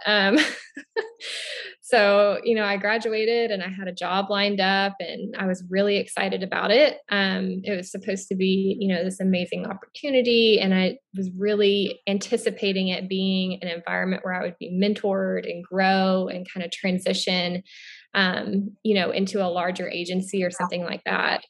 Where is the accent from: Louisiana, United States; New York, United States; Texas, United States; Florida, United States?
Florida, United States; moved away as an adult; also born or lived in Oregon / Billings, Montana; now in Southeast Missouri, United States; I'm originally from Florida